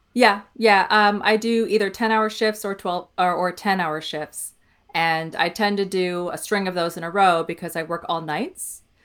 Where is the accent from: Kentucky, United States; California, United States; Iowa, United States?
Iowa, United States; now in Omaha, United States; originally I'm from Iowa